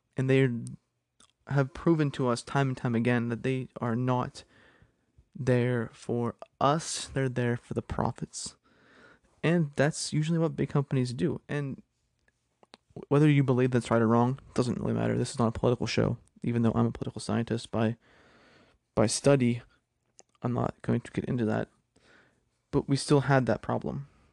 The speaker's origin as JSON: {"language": "English", "region": "Pennsylvania", "country": "United States", "tie": "born or raised there", "said": "my home state of Pennsylvania"}